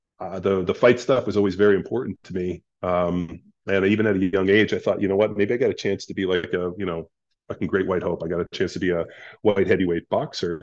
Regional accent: Palos Verdes, California, United States; I grew up in Southern California, youngest of three boys

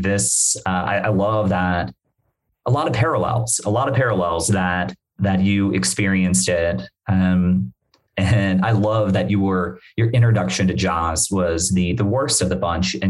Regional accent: Bermuda; moved away; I'm from Bermuda. I'm from the islands.

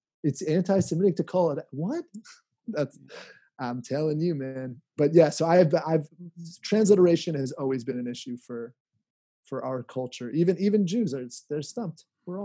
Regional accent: Bradley Cooper's hometown, Pennsylvania, United States; Bradley Cooper grew up also in my hometown, not just PB, also Bradley Cooper.

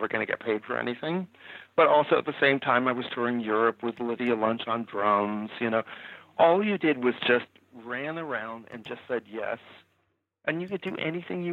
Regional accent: Santa Barbara, California, United States; moved away as an adult; I'm from Santa Barbara.

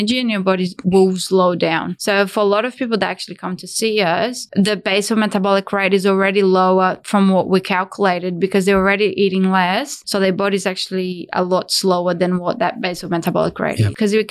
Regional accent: Brazil; moved away as an adult; now in Australia; I came from Brazil 10 years ago.

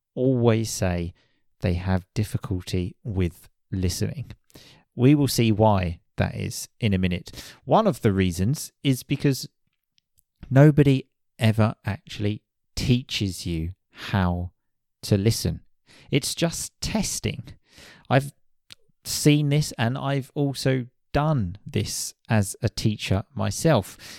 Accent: United Kingdom; I am British

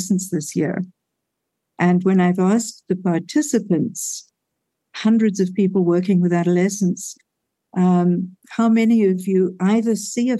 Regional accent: South Africa; moved away; growing up in Africa during a war

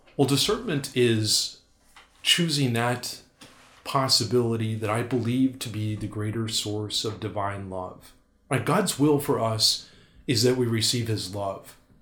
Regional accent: North Dakota, United States; moved away as an adult; also born or lived in Milwaukee; I'm from North Dakota

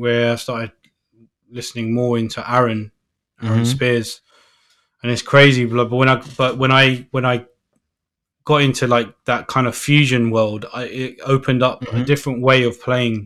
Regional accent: Northolt, London, United Kingdom; I'm from Northolt, which was, like, kind of, like, not really – it's not, like, posh

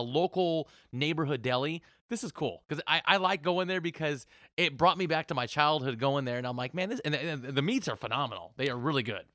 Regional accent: Portland, Oregon, United States; now in Las Vegas, United States; I grew up in Portland, Oregon

